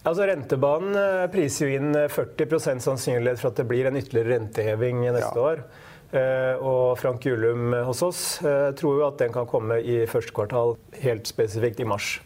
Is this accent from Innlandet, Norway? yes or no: yes; Hamar, Innlandet, Norway; på Hamar, der jeg kommer fra